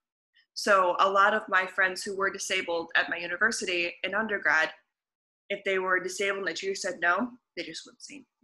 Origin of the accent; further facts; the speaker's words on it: Michigan, United States; also born or lived in Leicester; I'm originally from the United States. I grew up in Michigan.